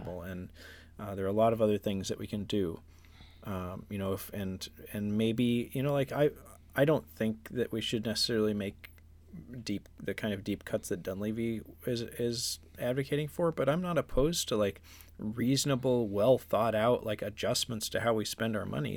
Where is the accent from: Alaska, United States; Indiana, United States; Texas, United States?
Alaska, United States; Juneau; growing up in Juneau, K High was our, like, arch rival